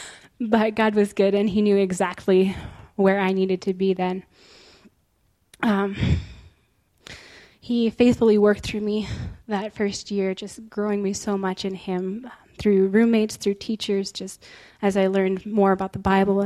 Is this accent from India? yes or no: no; Bozeman, Montana, United States; also born or lived in Israel; I was born and raised right here in Bozeman, Montana